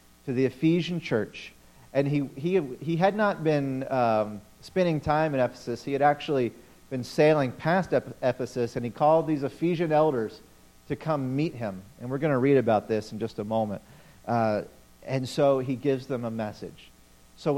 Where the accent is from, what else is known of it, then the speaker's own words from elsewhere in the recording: Memphis, Tennessee, United States; now in New England, United States; I grew up in Memphis, Tennessee.